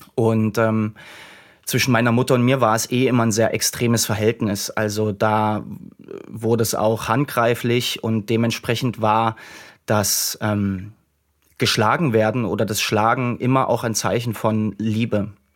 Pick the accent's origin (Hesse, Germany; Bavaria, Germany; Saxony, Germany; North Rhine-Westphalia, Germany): Saxony, Germany; Dresden area; ich bin in, in dem Raum Dresden groß geworden